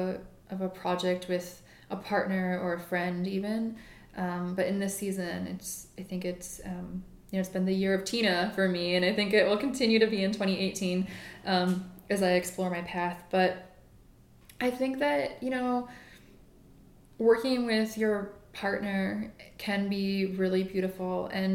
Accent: Midwest, United States; now in New York, United States; because I'm from the Midwest, and, you know, in New York, there are so many tall women

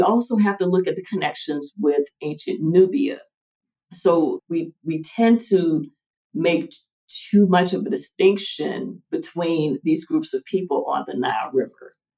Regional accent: Atlanta, Georgia, United States; My family is from rural Georgia. I was the first born in the city. I was born in Atlanta

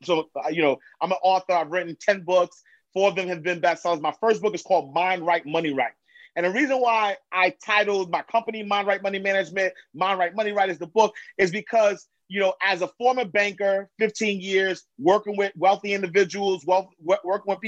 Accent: New York City, New York, United States; I'm from New York. I'm from Harlem, Hunter Knight Street, 8th Avenue, St.

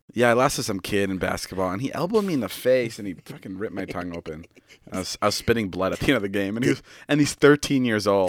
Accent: Chicago, Illinois, United States; now in Los Angeles, United States; my hometown friend's Mike's bedroom for this one. We're in Chicago

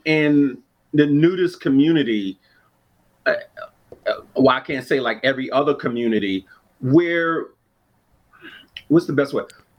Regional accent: New York City, New York, United States; growing up in New York City, growing up in Harlem

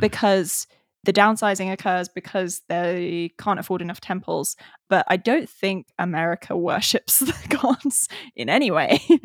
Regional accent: England, United Kingdom; I'm English

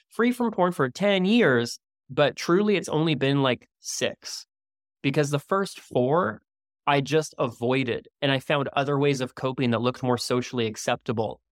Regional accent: Canada; now in Maui, United States; I'm Canadian originally

